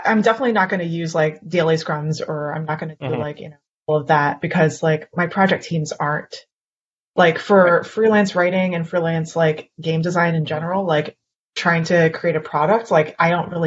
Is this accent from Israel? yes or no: no; Canada; I'm Canadian